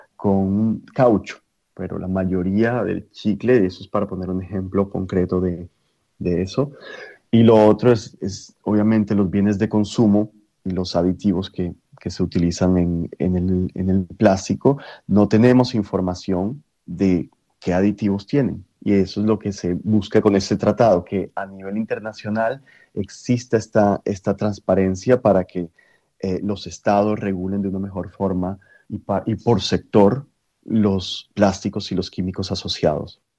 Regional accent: Colombia; Siendo colombiano

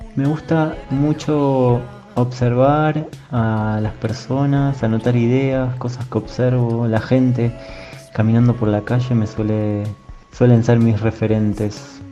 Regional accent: Argentina; now in Mexico; de Argentina, ahora viviendo en México.

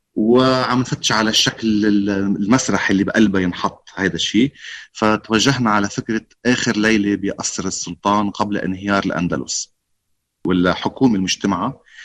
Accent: Beirut, Beirut Governorate, Lebanon; انا كنت طفل كنا طلعنا من بيروت آه، كم يوم وقت الاجتياح الاسرائيلي آه، وكان عمري خمس سنين

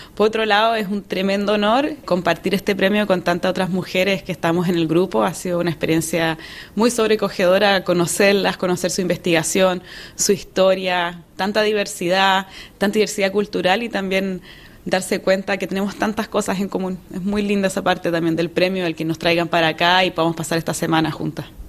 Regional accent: Chile; soy de Chile, así que crecí al lado de la cordillera de los Andes

